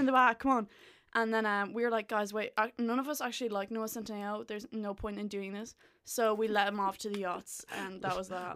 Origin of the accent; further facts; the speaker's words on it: Gorey, Ireland; moved away as an adult; lived in my hometown